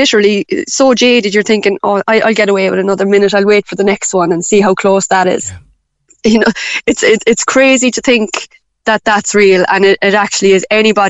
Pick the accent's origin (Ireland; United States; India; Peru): Ireland; we're very Irish